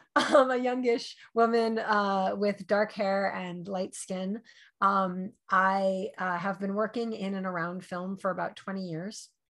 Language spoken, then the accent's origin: English; New York, United States; I grew up in New York. I did not grow up in LA.